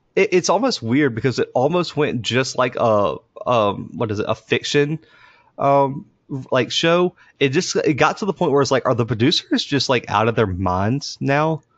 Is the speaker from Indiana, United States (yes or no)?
no; Mobile, Alabama, United States; we're from Mobile